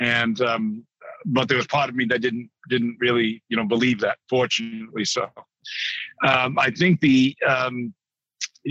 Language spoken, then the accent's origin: English; New Bedford, Massachusetts, United States; I grew up in New Bedford, Massachusetts